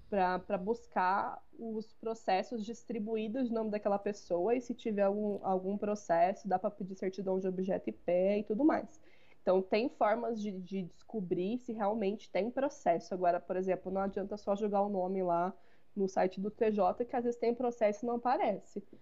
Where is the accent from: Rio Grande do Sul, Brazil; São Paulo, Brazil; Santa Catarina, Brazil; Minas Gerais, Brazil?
São Paulo, Brazil; Bom, é, eu vou falar de São Paulo, porque eu sou de São Paulo